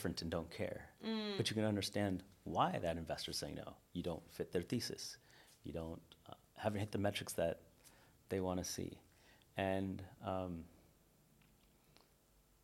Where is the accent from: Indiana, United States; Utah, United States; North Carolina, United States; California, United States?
California, United States; Northern; I'm from Northern California